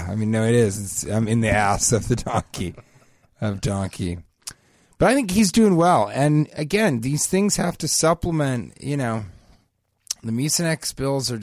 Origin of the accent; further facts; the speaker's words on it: Denver, Colorado, United States; growing up in Denver